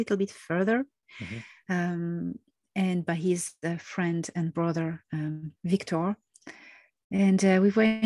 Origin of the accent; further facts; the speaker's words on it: Marseille, Provence-Alpes-Côte d'Azur, France; I'm Mediterranean. I was born in Marseille